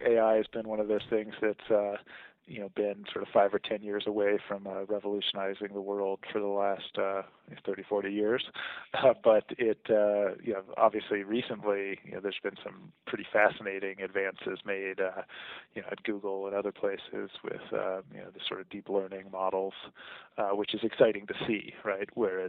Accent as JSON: {"language": "English", "region": "Virginia", "country": "United States", "tie": "born or raised there", "also_born_or_lived": "Germany", "said": "I was born in Germany, but have no real memory of that because it was my first two years, and then we spent a good deal of time in the Washington D.C. Area in the Virginia suburbs while my dad was at the Pentagon."}